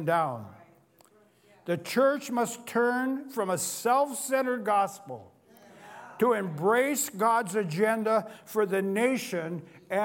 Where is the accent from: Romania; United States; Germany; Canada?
United States; Cle Elum, Washington; I was raised in Clee Ellum, and we used to get our deer every year